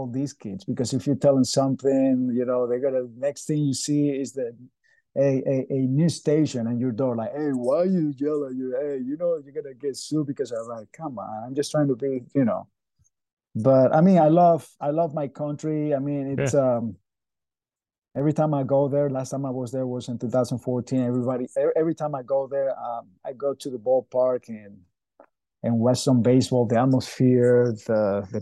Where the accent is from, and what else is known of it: Venezuela; moved away as an adult; now in United States